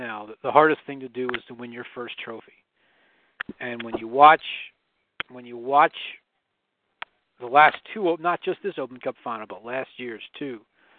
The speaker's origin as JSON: {"language": "English", "town": "Washington", "region": "District of Columbia", "country": "United States", "moved": "yes", "said": "I'm not from Philadelphia originally. I'm from Washington, D.C. originally."}